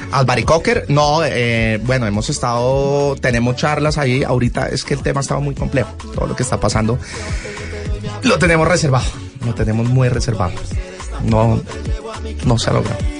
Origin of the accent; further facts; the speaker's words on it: Colombia; como colombianos